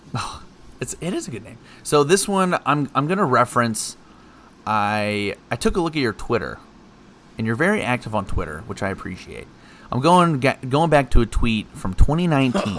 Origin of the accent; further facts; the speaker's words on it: Houston, Texas, United States; we're both from Houston